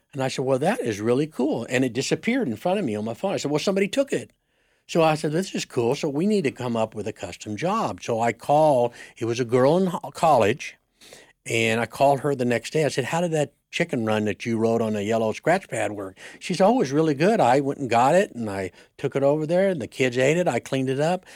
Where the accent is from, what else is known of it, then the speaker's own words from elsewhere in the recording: Siloam Springs, Arkansas, United States; grew up in Arkansas, Solomon Springs, Arkansas, on a, on a dairy